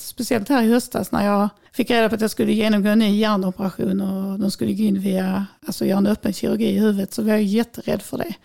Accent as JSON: {"language": "Swedish", "town": "Vellinge", "region": "Skåne", "country": "Sweden", "tie": "born or raised there", "also_born_or_lived": "Lund / Dalby", "said": "sen när jag var fem så köpte mina föräldrar en tomt nere i djungelsen på Näset här i samma kommun som jag bor i idag, Vellinge"}